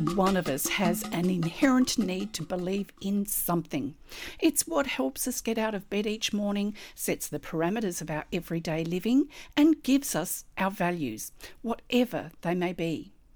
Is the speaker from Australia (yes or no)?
yes; Australia; I'm an Australian textile artist